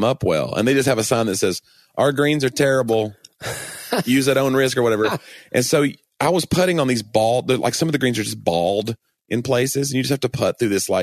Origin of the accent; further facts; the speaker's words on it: Knoxville, Tennessee, United States; I'm from Knoxville.